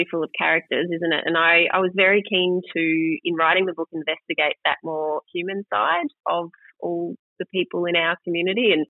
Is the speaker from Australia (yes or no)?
yes; Melbourne, Victoria, Australia; Well, I yeah, I am from Melbourne, and I, as I say in the book from the beginning, I was not a particularly sporty young lady.